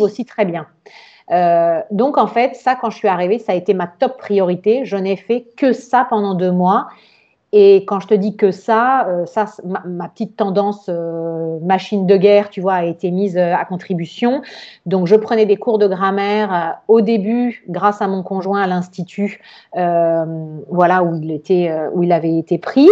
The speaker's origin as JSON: {"language": "French", "town": "Nice", "region": "Provence-Alpes-Côte d'Azur", "country": "France", "tie": "born or raised there", "also_born_or_lived": "Florence", "moved": "as an adult", "said": "j'ai grandi à Nice, on est à côté de l'Italie"}